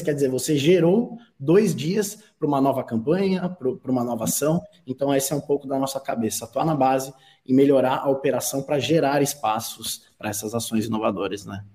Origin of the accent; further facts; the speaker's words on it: Brazil; como brasileiro